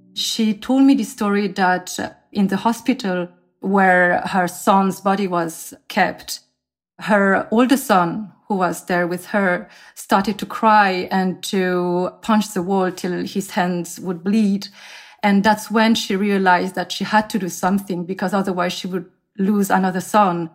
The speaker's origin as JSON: {"language": "English", "country": "France", "tie": "born or raised there", "also_born_or_lived": "South Korea", "lives_now": "Seoul, South Korea", "said": "I am originally from South Korea, but I grew up in France"}